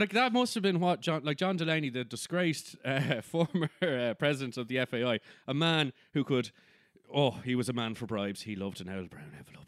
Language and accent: English; Ireland; we're not English